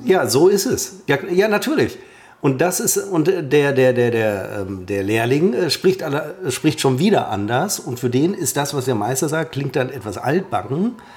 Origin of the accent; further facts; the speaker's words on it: Münster, North Rhine-Westphalia, Germany; ich als Münsteraner